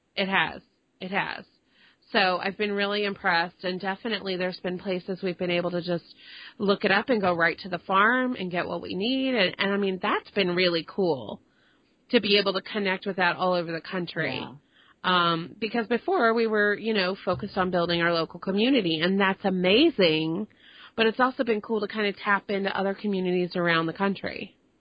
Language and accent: English; Dallas, Texas, United States; I grew up in te- in Dallas and uh, in Texas